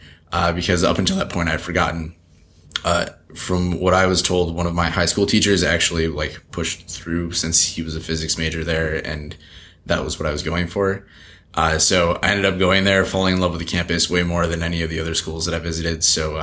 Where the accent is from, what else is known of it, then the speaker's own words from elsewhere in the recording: Alden, New York, United States; It was kind of like a farm town that was close to the city, so everyone kind of called themselves a suburb of Buffalo, which it is